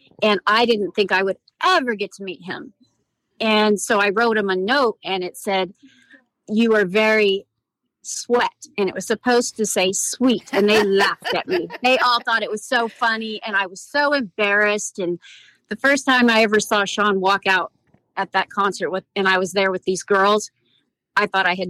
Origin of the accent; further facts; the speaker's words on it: California, United States; It's all right. I'm from California.